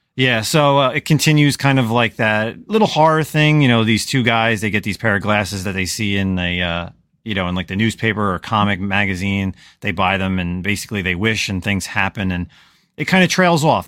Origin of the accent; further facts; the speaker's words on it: New Jersey, United States; I'm from New Jersey. I'm from the, like the '90s, you know, New Jersey, New York hardcore, scene